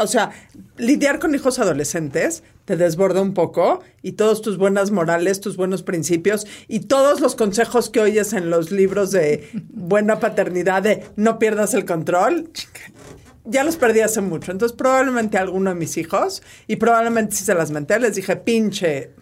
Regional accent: Mexico; todos somos mexicanos

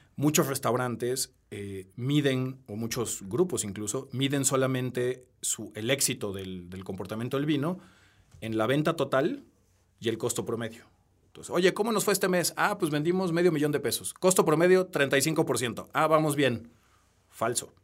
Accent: Peru; now in Mexico; soy peruano, nací en Perú

